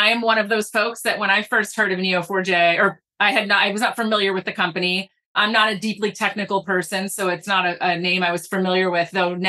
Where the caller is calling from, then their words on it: Boston, Massachusetts, United States; I'm in Boston, Massachusetts, where it's 87 degrees in October.